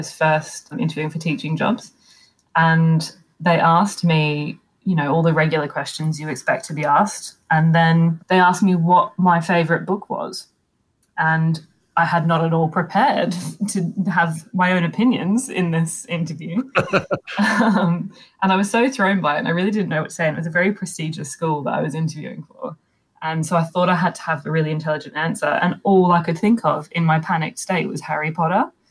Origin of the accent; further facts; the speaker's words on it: Australia; I'm Australian